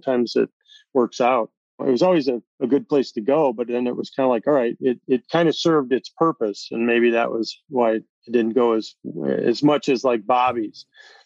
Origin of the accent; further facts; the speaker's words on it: Midwest, United States; we're both from the Midwest